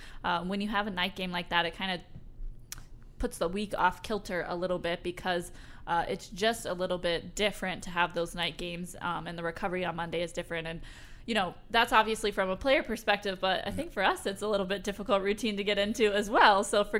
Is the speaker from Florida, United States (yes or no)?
yes; Florida, United States; moved away as an adult; now in Michigan, United States; you guys who are regular listeners know that I'm from Florida.